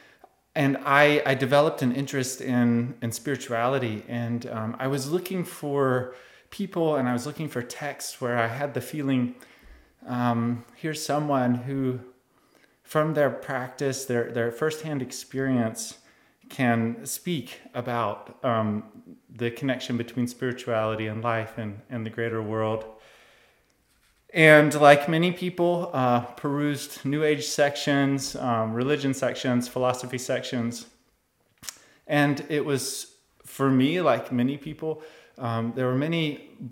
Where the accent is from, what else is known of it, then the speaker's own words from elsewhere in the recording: United States; I'm of course from the United States